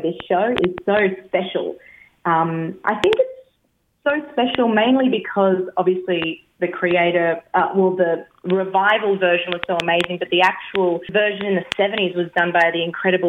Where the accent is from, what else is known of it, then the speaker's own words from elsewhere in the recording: Brisbane, Queensland, Australia; I'm a Brisbane, Brisbane Vegas gal.